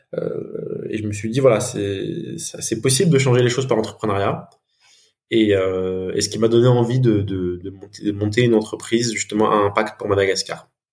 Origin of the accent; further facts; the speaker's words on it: France; je suis franco-malgache. Donc j'ai grandi en France.